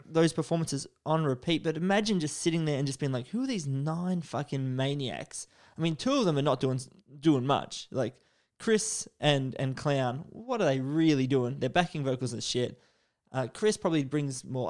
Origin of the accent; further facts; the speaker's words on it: Australia; first language English; I'm a, a native English speaker, although some would argue that being Australian